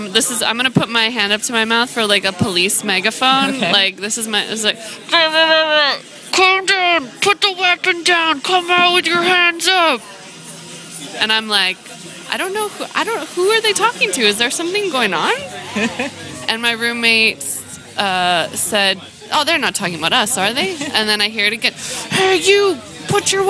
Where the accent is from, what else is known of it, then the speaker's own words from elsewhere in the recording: Seattle, Washington, United States; I grew up in Seattle during the WTO riots, but I was in high school at the time